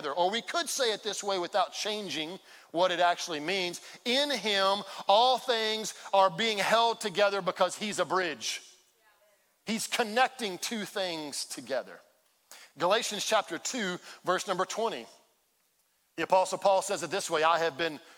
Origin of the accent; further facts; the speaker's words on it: Baytown, Texas, United States; I grew up in Baytown